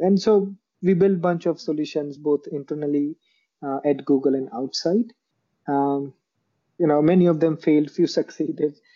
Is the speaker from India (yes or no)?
yes; Jamnagar, Gujarat, India; moved away as an adult; now in Bangalore, India; I am originally from a place called Jamnagar um, in Gujarat, India.